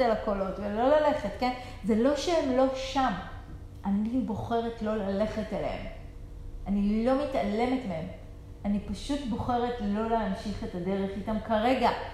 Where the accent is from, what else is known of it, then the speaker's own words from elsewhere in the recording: Israel; אנחנו במיוחד ישראלים